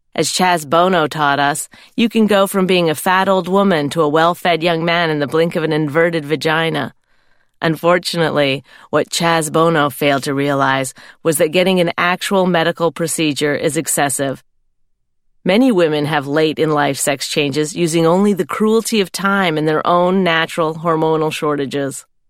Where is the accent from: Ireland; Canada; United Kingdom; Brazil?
Canada; I'm Canadian. I come from a nice farming family.